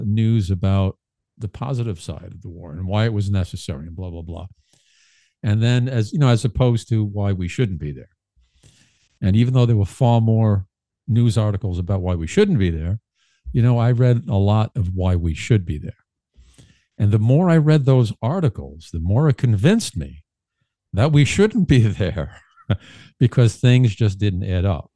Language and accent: English; New York City, New York, United States; growing up in Brooklyn, uh, growing and raised